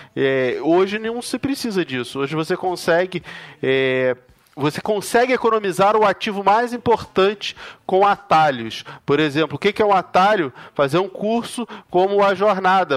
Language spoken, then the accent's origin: Portuguese; Rio de Janeiro, Brazil; now in São Paulo, Brazil; Eu moro em São Paulo hoje, mas eu, eu nasci e fui criado lá no Rio de Janeiro